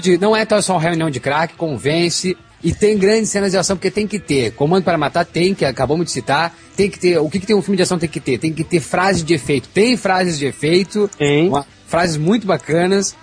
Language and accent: Portuguese; Brazil; Como brasileiro